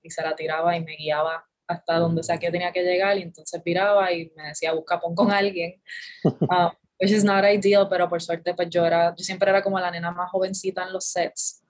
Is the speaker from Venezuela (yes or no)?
no; San Juan, Puerto Rico; also born or lived in Bayamón, Puerto Rico; Yo nací en Bayamón, pero me crié toda la vida en San Juan. O sea que soy de San Juan